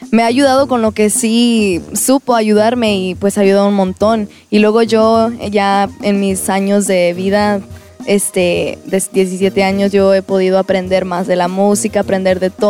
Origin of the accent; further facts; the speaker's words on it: Houston, Texas, United States; born there; Yo nací en Houston, Texas